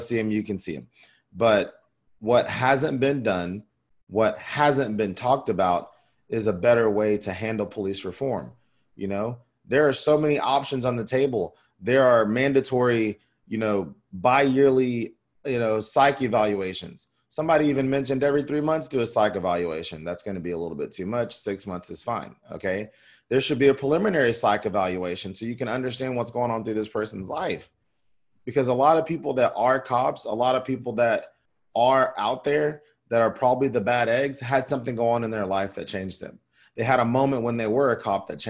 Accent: the South, United States; I'm from the South.

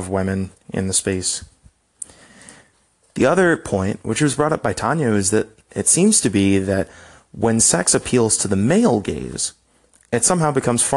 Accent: United States; as an American

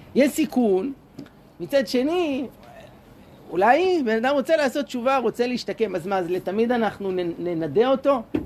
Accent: Jerusalem, Jerusalem District, Israel; moved away as an adult; now in Shoham, Israel; אני גדלתי בירושלים בשכונת הר נוף

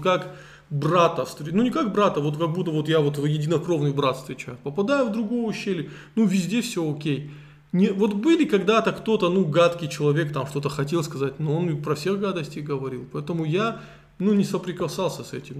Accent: Vladikavkaz, North Ossetia–Alania, Russia; also born or lived in Tskhinvali / Moscow; Я родился в Цхинвале, но вырос во Владикавказе

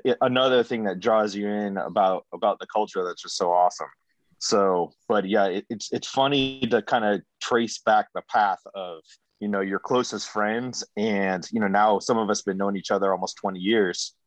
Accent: Foxborough, Massachusetts, United States; moved away as an adult; also born or lived in upstate New York / Rexburg, Idaho; I'm from upstate New York and Massachusetts, and I grew up most of my early years in Foxborough

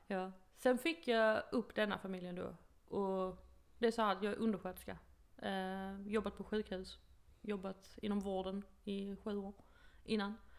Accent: Sweden; moved away as an adult; now in United States; min bästa vän hemma i Sverige

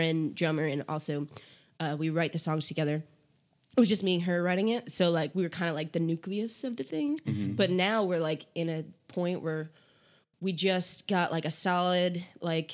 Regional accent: Connecticut, United States; moved away as an adult; back when I was still living in Connecticut, which is where I'm from Connecticut.

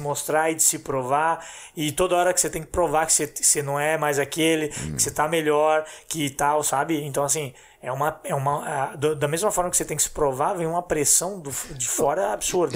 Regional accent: Blumenau, Santa Catarina, Brazil; nós somos de Blumenau, Santa Catarina

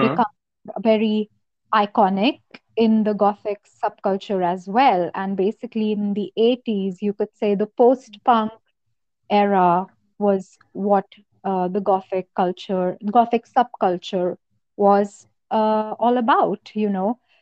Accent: Noida, Uttar Pradesh, India; also born or lived in Lucknow, India / Jaipur, India; I'm from Noida and it's very hot here.

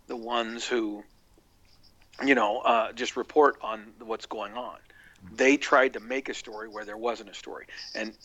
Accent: near Scott Frost's hometown, Nebraska, United States; he's from right near my hometown

